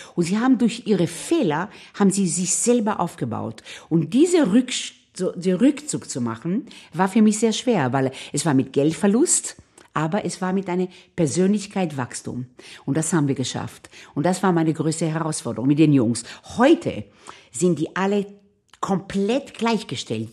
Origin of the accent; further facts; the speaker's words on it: Israel; now in Vienna, Austria; ich bin in Israel aufgewachsen.